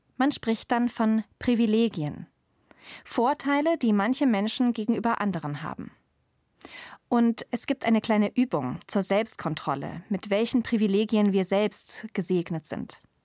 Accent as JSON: {"language": "German", "country": "Germany", "tie": "born or raised there", "said": "Ich bin in Deutschland geboren, wo es überall fließendes Wasser gibt"}